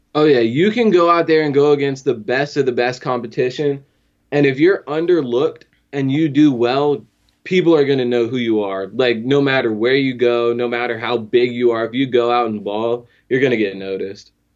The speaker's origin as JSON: {"language": "English", "town": "Fredericksburg", "region": "Virginia", "country": "United States", "tie": "born or raised there", "said": "born and raised in Fredericksburg"}